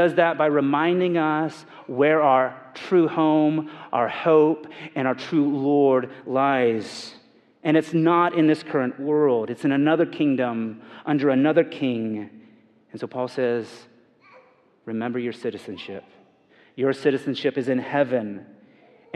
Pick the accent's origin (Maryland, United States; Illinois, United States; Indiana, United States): Indiana, United States; I'm from Indiana